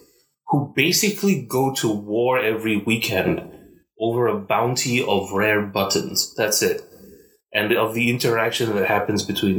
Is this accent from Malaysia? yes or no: yes; Malaysia; accent: Malaysian; It goes from the sort of usual sort of mixed up accent I usually have as a Malaysian.